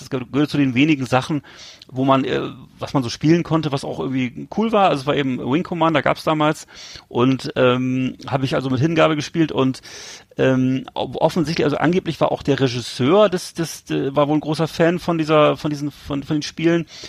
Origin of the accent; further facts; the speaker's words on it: Germany; als Deutscher